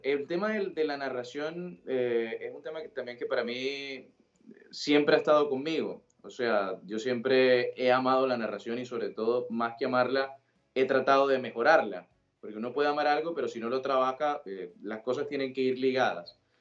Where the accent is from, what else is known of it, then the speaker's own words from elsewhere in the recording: Sincelejo, Sucre, Colombia; accent: costeño; moved away as an adult; now in Buenos Aires, Argentina; nací en Cincelejo, Sucre, en, en Colombia.